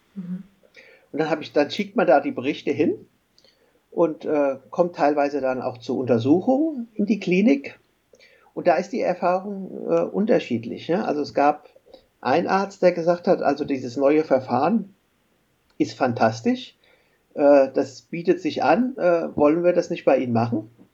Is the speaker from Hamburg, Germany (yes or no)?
no; Frankfurt, Hesse, Germany; ich komme ja hier aus Frankfurt